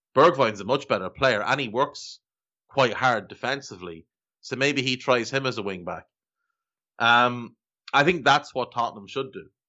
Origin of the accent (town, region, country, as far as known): Ireland